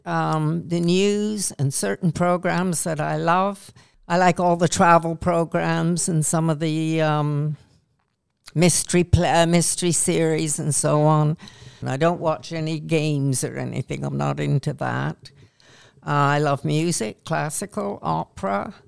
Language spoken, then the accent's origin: English; Canada; accent: Canadian; moved away as an adult; now in England, United Kingdom; although I was born in Canada, I've been in England since nineteen sixty-six, married an Englishman, and I feel more English than Canadian now, even though I sound Canadian still